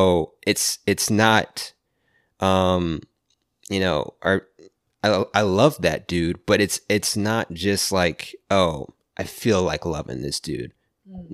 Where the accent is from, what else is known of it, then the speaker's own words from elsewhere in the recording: Virginia, United States; I'm from the East Coast. I'm from Virginia